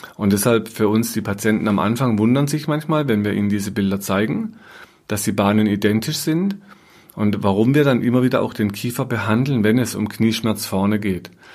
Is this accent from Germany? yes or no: yes; Germany; bei uns in Deutschland